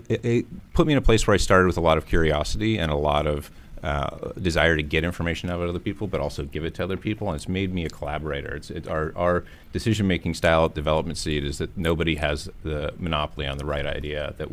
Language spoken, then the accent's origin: English; St. Mary's, Pennsylvania, United States; I'm from St. Mary's, Pennsylvania.